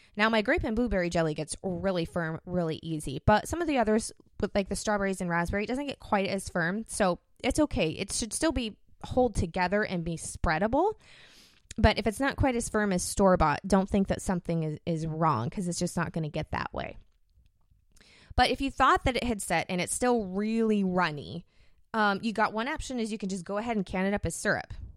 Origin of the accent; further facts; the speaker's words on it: United States; I'm from America